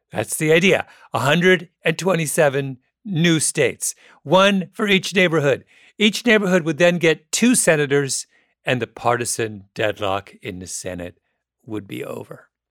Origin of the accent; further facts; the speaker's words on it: Canada; my impression as a Canadian